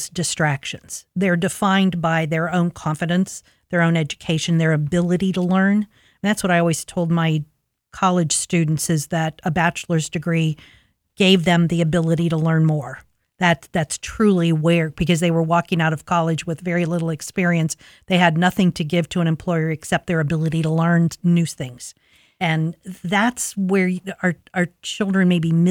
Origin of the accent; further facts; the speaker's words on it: Linden, United States; as I said, I grew up in Linden in in the 50s and 60s and we didn't have any resources.